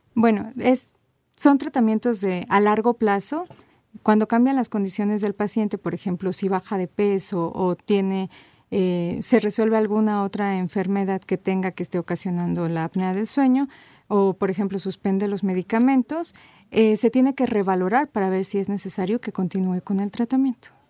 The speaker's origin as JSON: {"language": "Spanish", "country": "Mexico", "said": "nosotros los mexicanos"}